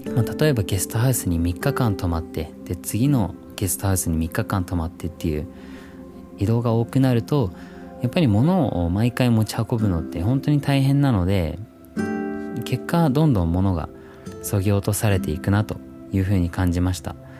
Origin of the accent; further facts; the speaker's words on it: Christchurch, Canterbury, New Zealand; moved away as an adult; now in Japan; 僕実は自然豊かなニュージーランドという国で生まれ育って